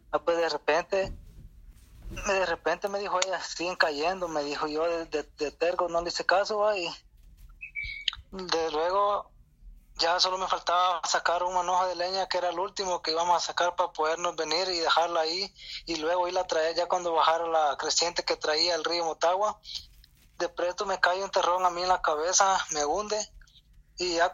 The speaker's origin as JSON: {"language": "Spanish", "country": "Guatemala", "lives_now": "El Salvador", "said": "De Guatemala."}